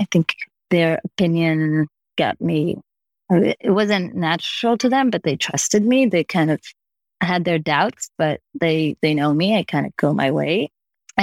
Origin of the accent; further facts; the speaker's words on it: Israel; moved away as an adult; now in New York, United States; I'm originally from Israel and I started my business in Israel